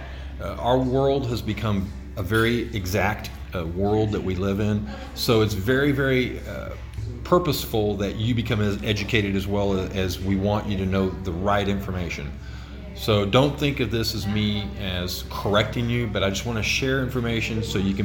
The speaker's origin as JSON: {"language": "English", "country": "United States", "said": "we, as American consumers"}